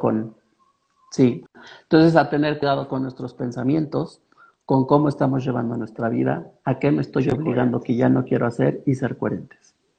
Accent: Mexico; also born or lived in Pachuca; nosotros como mexicanos

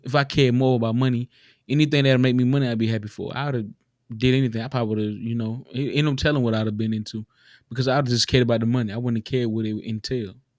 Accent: the South, United States; We grew up in the South, a lot of us. We grew up in the South.

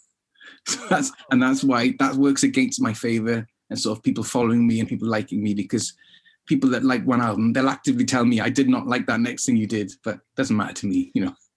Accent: Swansea, Wales, United Kingdom; me growing up in Swansea

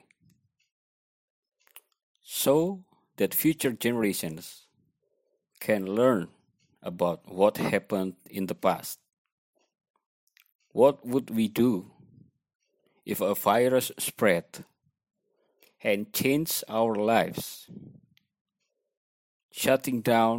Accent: Malang, East Java, Indonesia; now in Bali, Indonesia; I am from Malang, East Java, Indonesia, and then I currently based in Bali, Indonesia.

